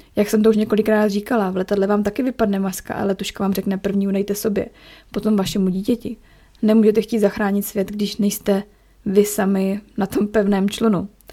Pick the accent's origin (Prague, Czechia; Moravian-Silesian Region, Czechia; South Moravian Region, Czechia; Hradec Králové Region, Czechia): Moravian-Silesian Region, Czechia; Ostrava; also born or lived in Chomutov; now in Zlín, Czech Republic; já jsem z Ostravy a u nás v Ostravě